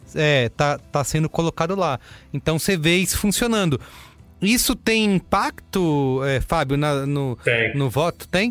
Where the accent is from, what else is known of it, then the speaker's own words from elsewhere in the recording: São Paulo, Brazil; eu sou de São Paulo